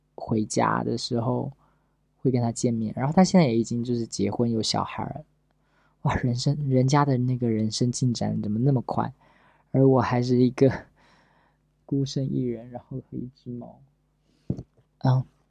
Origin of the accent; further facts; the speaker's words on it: Pingtan, Fujian, China; 我是一个福建人，我原来在平潭